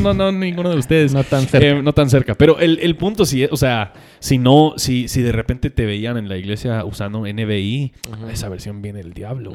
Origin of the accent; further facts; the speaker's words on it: United States; now in Guatemala; para mí como gringo